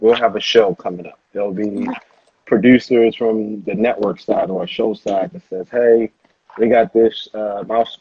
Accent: Baltimore, Maryland, United States; I grew up in Baltimore City. And so in Baltimore, Maryland

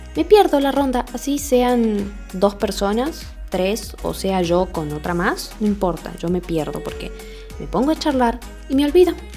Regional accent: Argentina

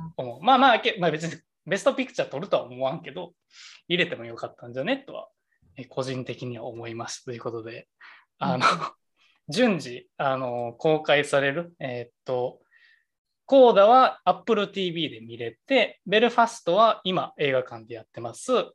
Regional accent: Kansai, Japan; 俺ら関西出身

